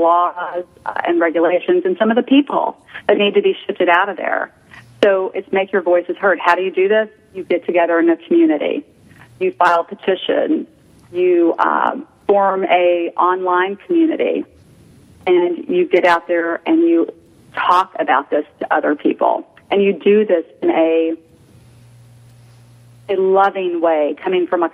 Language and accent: English; Houston, Texas, United States; moved away as an adult; now in Chicago, United States; I grew up in Houston, was transferred to Chicago about 18 years ago